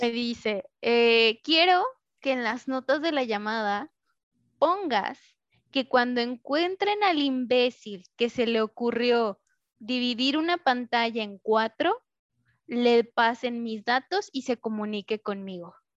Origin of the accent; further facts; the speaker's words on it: Mexico; moved away; tengo que regresar a México